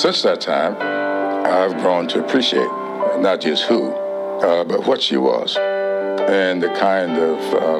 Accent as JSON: {"language": "English", "town": "Sumter", "region": "South Carolina", "country": "United States", "tie": "born or raised there", "said": "I was growing up in Sumter"}